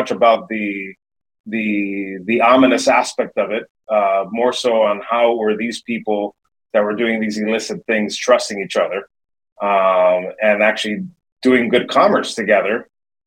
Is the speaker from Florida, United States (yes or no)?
yes; Miami, Florida, United States; born and raised in Miami, Florida